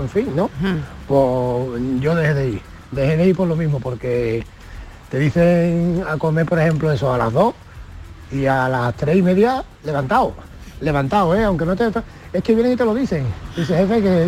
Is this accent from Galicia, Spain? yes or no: no; Antequera, Andalusia, Spain; en mi pueblo, en Antequera